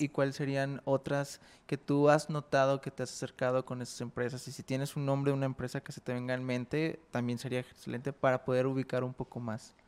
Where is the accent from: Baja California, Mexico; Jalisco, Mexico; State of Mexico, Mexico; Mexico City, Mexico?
Jalisco, Mexico; somos de Jalisco